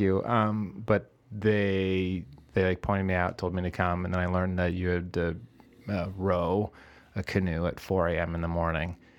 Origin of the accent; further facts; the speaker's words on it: Eden Prairie, Minnesota, United States; now in Chicago, United States; Originally, I'm from Eden Prairie, Minnesota, which is a southwest suburb of Minneapolis.